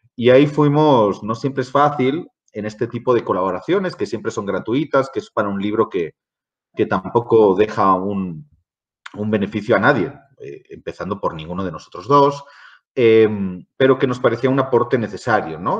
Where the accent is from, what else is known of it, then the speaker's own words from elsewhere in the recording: Basque Country, Spain; now in Mexico; yo como vasco